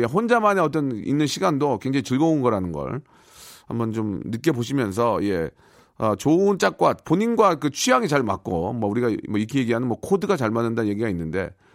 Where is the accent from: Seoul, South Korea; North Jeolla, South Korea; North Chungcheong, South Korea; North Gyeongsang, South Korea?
Seoul, South Korea; 그 집에서 태어나서 열심히 살아가지고